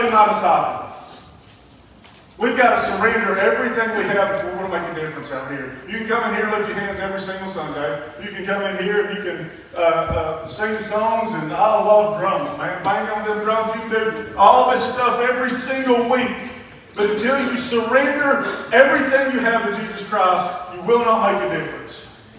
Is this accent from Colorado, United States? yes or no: no; South Whitfield, Georgia, United States; I was born in South Whitfield to an alcoholic of a dad.